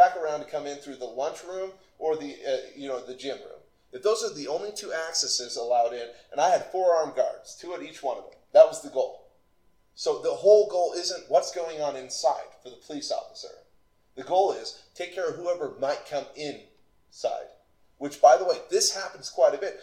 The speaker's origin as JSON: {"language": "English", "region": "Utah Valley", "country": "United States", "tie": "born or raised there", "said": "I grew up here in Utah Valley before all the people came"}